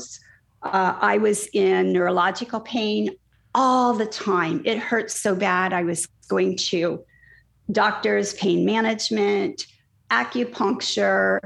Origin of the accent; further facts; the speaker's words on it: Indiana, United States; I grew up in Indiana